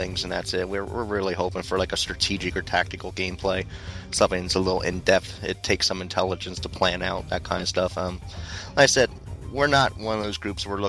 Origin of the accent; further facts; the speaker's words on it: central Pennsylvania, United States; moved away; I am from the beautiful state of Pennsylvania.